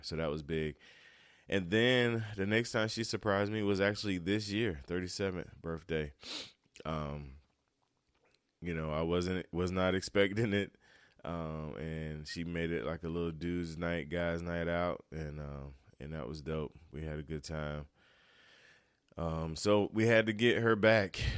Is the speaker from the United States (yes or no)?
yes; Turkey, North Carolina, United States; moved away as an adult; now in South Carolina, United States; I'm originally from North Carolina, east of North Carolina, uh, little town called Turkey.